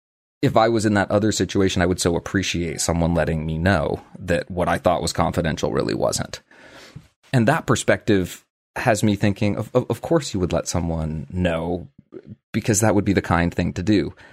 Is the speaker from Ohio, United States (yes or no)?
yes; Ohio, United States; accent: Midwestern; In my case, I was raised in Ohio and have a completely neutral Midwesternish accent, and I'm sure that most who meet me will assume that I only grew up speaking English.